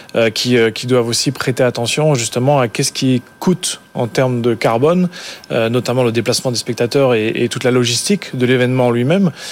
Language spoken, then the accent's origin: French; France; en tant que Français